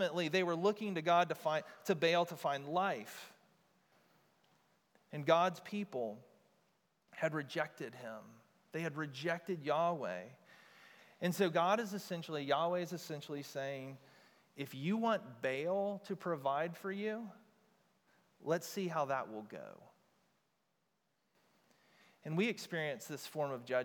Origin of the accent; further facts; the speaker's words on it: United States; we as modern American Christians